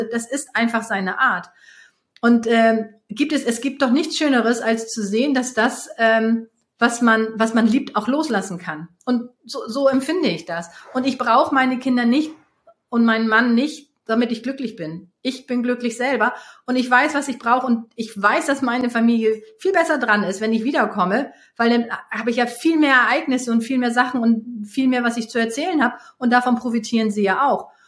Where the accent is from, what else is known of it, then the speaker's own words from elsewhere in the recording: Hamburg, Germany; also born or lived in Switzerland / Bavaria; Also ich komme ja nun aus Hamburg und ich liebe die Berge. Ich habe äh, lange Zeit in der Schweiz gelebt, davor in Bayern.